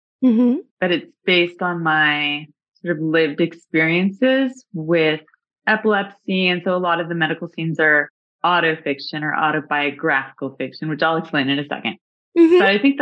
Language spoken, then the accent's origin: English; Dallas, Texas, United States; Dallas, Texas.